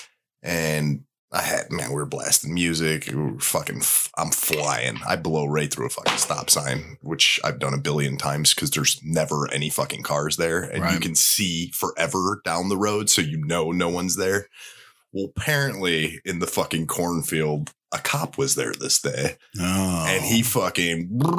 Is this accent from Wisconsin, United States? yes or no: no; Chicago, Illinois, United States; I'm from Chicago